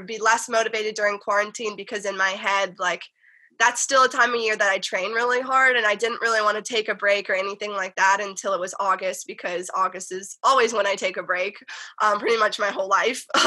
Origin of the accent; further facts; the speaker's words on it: North Carolina, United States; now in California, United States; I'm a Southern girl. Like, I grew up in the South